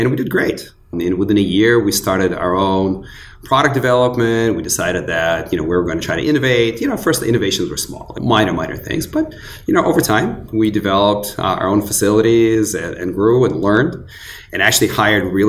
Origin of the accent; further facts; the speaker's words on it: Northern California, United States; also born or lived in Kyiv, Ukraine / Los Angeles; I grew up in Northern California